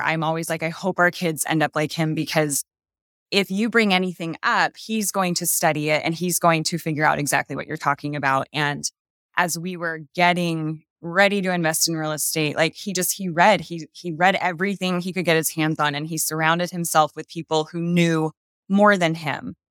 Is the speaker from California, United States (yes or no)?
yes; Napa Valley, Northern California, United States; moved away as an adult; now in Utah, United States; We've actually only been here for two years. We're from Northern California, Napa Valley.